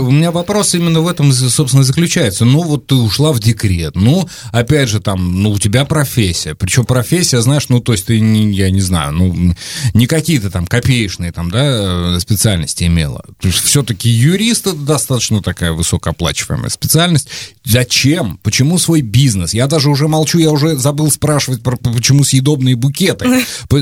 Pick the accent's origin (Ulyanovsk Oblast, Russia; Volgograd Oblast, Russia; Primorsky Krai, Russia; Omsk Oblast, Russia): Volgograd Oblast, Russia; я вырос, родился и вырос в регионе, а, где раки это ну, обычная нормальная еда. Да, то есть я из Волгоградской области